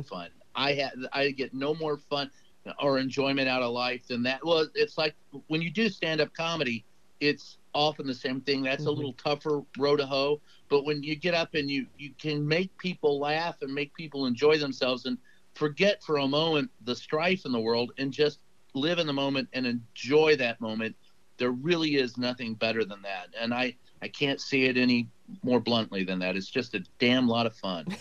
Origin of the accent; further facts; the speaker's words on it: Louisville, Kentucky, United States; Louisville, Kentucky